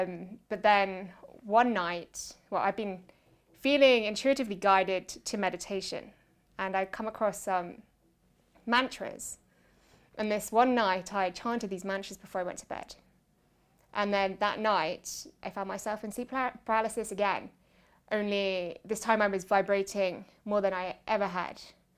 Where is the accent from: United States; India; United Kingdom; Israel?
United Kingdom; England; Yeah, a definition of a British mainstream child, I guess.